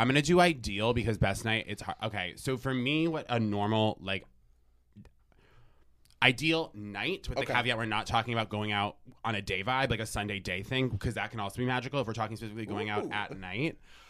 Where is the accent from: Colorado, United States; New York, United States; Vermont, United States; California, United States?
Vermont, United States; I went to my state school, so I'll usually be like UVM, I'm from Vermont.